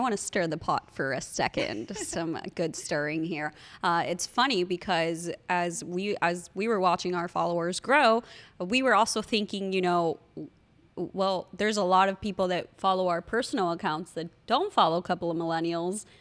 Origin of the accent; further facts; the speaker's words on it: Miami, Florida, United States; we're from Miami, so we know Bird Road